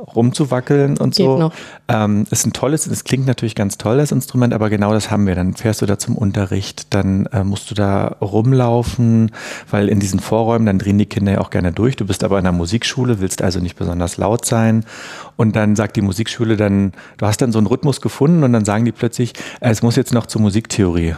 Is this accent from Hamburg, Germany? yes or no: no; Berlin, Germany; ich komme ja aus Ostberlin